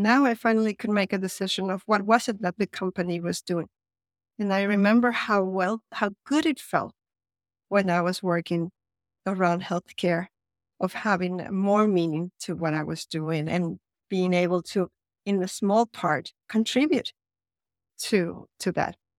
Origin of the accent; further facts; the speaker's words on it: Caracas, Capital District, Venezuela; English is a second language; moved away as an adult; also born or lived in San Francisco / Florence / Los Angeles / Miami; now in Copenhagen, Denmark; I was born in Venezuela, actually, in Caracas, Venezuela, a long time ago, and I lived there until I was around eighteen years old, and then I moved to the U S for college